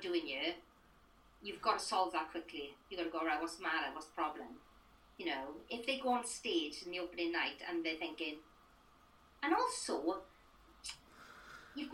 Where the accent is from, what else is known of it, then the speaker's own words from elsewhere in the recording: Merthyr Tydfil, Wales, United Kingdom; I come from Merthyr Tydfil